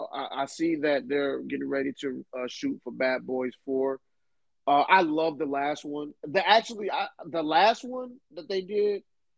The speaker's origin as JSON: {"language": "English", "region": "Michigan", "country": "United States", "tie": "born or raised there", "moved": "yes", "said": "growing up in Michigan"}